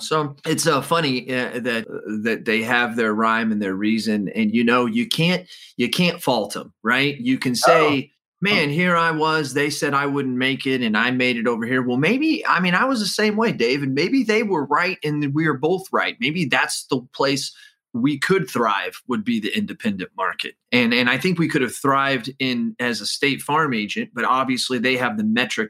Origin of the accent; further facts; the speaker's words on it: Midwest, United States; also born or lived in Arizona; I was born in Arizona, but I was raised in the Midwest